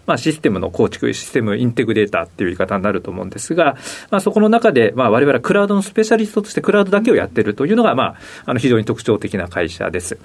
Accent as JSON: {"language": "Japanese", "town": "Tokai", "region": "Ibaraki", "country": "Japan", "tie": "born or raised there", "said": "茨城のですね、東海村という、あの原発があるところですね。はい。あちらが出身です。"}